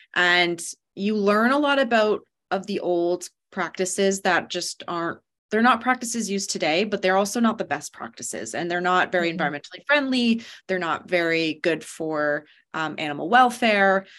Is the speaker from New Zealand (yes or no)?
no; London, Ontario, Canada; moved away as an adult; also born or lived in Halifax, Nova Scotia / Prince Rupert, British Columbia; now in British Columbia, Canada; I'm from London, Ontario originally.